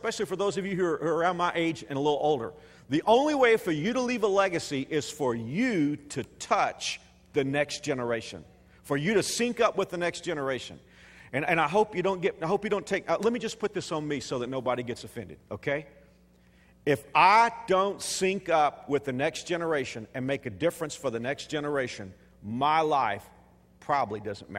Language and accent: English; Texas, United States; moved away as an adult; now in Wichita, Kansas, United States; I'm a Texan